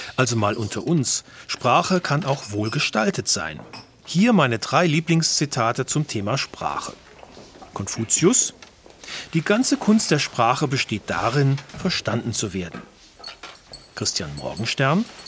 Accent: Cologne, North Rhine-Westphalia, Germany; Ich, ich komme aus Köln.

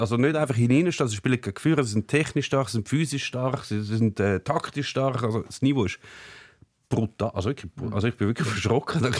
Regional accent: Switzerland; als Schweizer

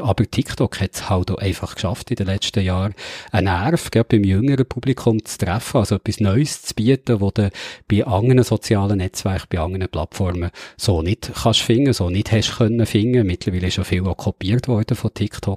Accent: Switzerland; ich bin ja in der Nähe vom grossen Moos aufgewachsen, der Gemüsekammer von der Schweiz

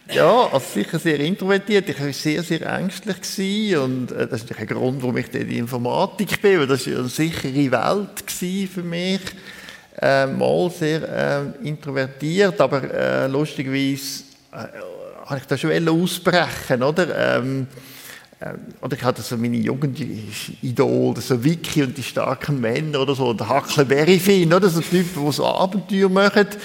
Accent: Lucerne, Switzerland; ich bin in Luzern aufgewachsen und der erste Psychotherapeut, den ich da als Teenager hatte, der war katholischer Priester

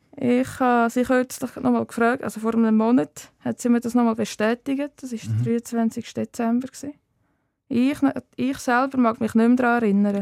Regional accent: Wettingen, Aargau, Switzerland; moved away as an adult; now in Zollikofen, Switzerland; aufgewachsen bin ich im Kanton Aargau, zu Wettigen und aktuell äh, wohne ich in Zollikofen bei Bern.

